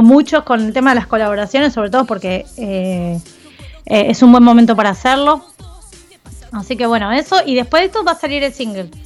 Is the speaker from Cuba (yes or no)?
no; Argentina; somos así los argentinos